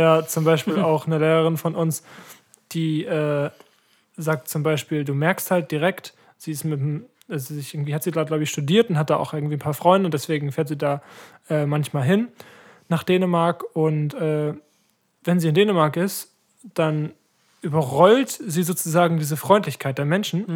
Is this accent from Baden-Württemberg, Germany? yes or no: no; Ratekau, Schleswig-Holstein, Germany; bei uns in Ratekau